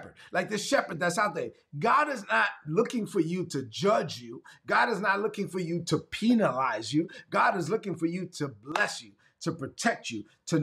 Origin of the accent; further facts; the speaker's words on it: New York City, New York, United States; I'm from Brooklyn. So I'm going to say it like I'm from Brooklyn